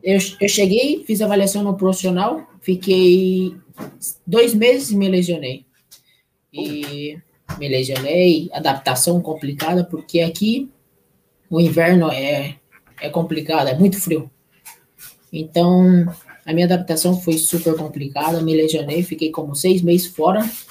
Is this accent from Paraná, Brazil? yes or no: no; Ponta Porã, Mato Grosso do Sul, Brazil; also born or lived in São Paulo; now in Chile; depois que eu saí de Ponto Porã, fui para São Paulo